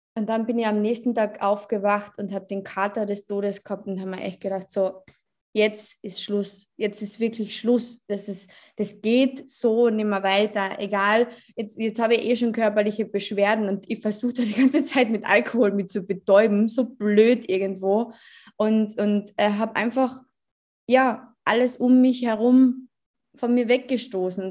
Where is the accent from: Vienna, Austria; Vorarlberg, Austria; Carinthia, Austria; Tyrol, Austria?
Carinthia, Austria; ich bin 23 Jahre alt, ich komme aus Kärnten